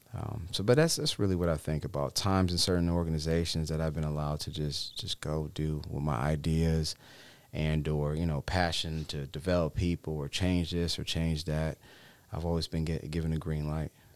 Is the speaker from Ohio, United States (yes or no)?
yes; Cleveland Heights, Ohio, United States; moved away as an adult; born and raised in Cleveland Heights, Ohio